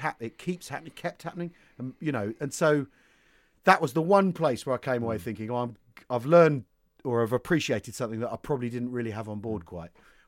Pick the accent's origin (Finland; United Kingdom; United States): United Kingdom; England; As an Englishman